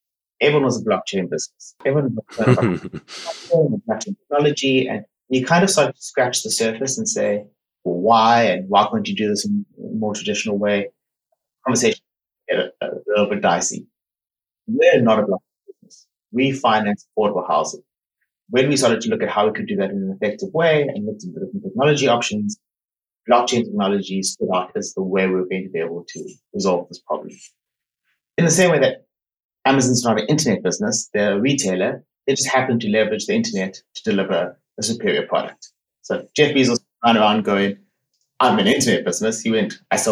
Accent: South Africa; moved away as an adult; now in Netherlands; I grew up in South Africa

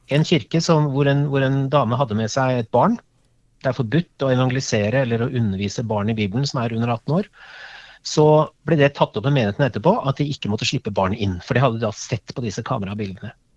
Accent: Norway

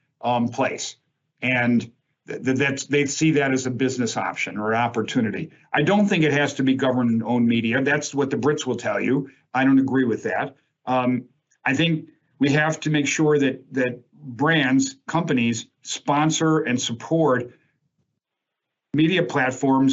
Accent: Chicago, Illinois, United States; I grew up in Chicago

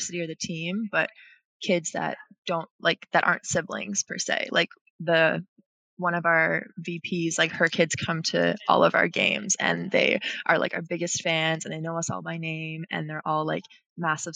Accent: Rothesay, New Brunswick, Canada; moved away as an adult; now in Toronto, Canada; I grew up in Rosse, New Brunswick

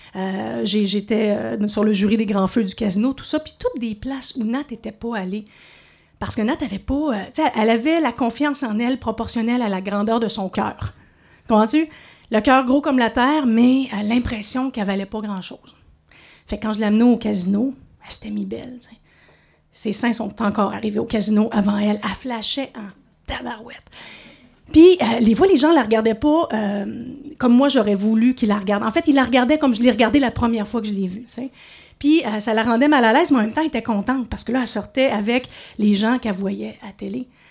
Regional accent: Montreal, Quebec, Canada; moved away as an adult; now in Outaouais, Canada; Je suis de Montréal, mais maintenant, ça compte plus. Je suis de l'Outaouais. Après 15 ans ici

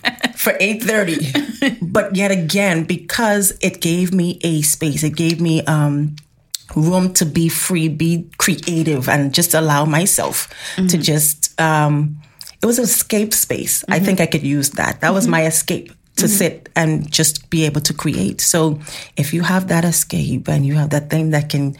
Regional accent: Bahamas; we're from the Bahamas

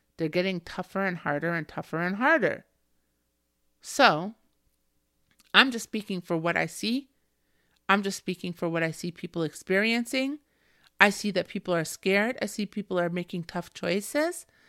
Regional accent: Canada; me as a Canadian

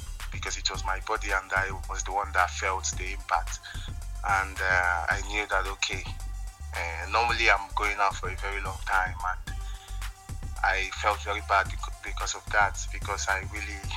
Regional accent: Nigeria; moved away; I was still in Nigeria

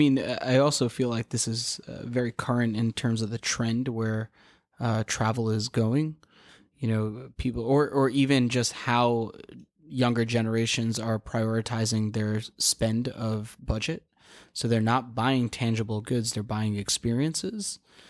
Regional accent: Queens, New York, United States; which I don't even know what that is, and I'm from Queens.

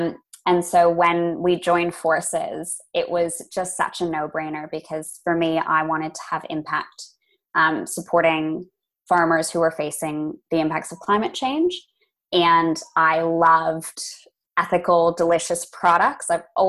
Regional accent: Los Angeles, California, United States; also born or lived in Boston, United States; I didn't grow up among farms, and I think that's where the fascination came from. I grew up in Los Angeles. Very big Lovely. City, and then moved to Boston, another big city.

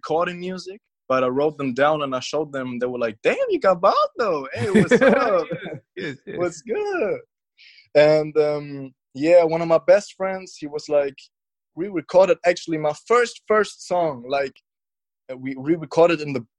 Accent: Munich, Bavaria, Germany; I'm from Munich, Germany

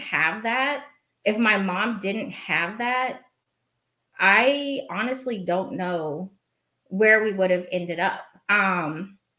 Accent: Portland, Oregon, United States; I was raised in Oregon. I probably should have said that, in Portland.

